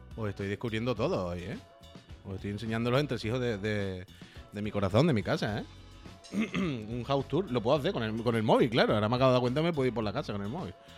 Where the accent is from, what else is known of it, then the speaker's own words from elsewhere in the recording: La Línea de la Concepción, Andalusia, Spain; now in Barcelona, Spain; Yo soy de Cádiz, yo soy de la línea